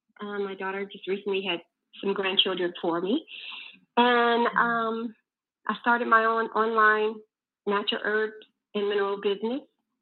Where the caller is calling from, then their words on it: Virginia, United States; I'm calling from Virginia.